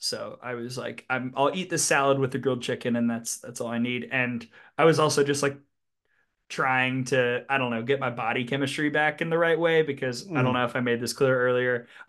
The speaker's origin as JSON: {"language": "English", "town": "Birmingham", "region": "Alabama", "country": "United States", "said": "I am from Birmingham. So, a lot of the places that we went to, I've been to for years"}